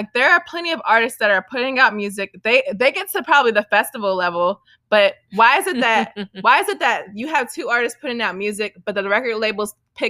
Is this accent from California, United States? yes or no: no; New York, United States; Growing up in New York